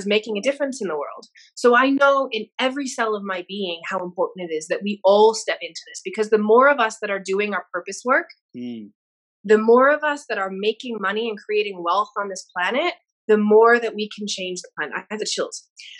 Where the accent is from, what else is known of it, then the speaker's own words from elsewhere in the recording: Chicago, Illinois, United States; also born or lived in Sydney; now in Denver, United States; my random accent. I'm originally from Chicago, but I've lived in Australia for 15 years, Sydney, and now I'm in Denver for about 3 years.